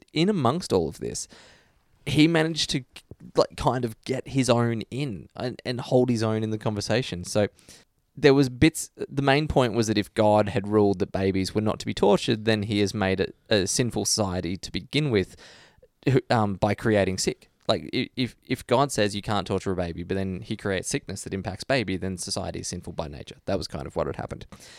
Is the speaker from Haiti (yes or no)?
no; Australia; you're like legally obligated to say that as an Australian.